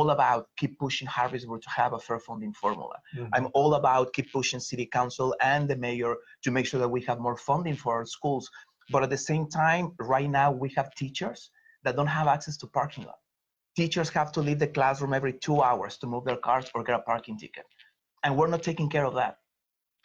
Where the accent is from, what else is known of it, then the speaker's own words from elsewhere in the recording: Mexico; moved away as an adult; now in Philadelphia, United States; I was born and raised in Mexico. I came to the US almost 20 years ago, 18 years in Philly